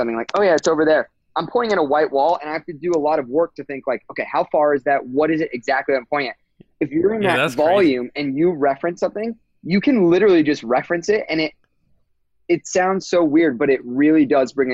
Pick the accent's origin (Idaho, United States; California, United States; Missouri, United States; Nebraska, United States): California, United States; near Disneyland; I grew up near Disneyland.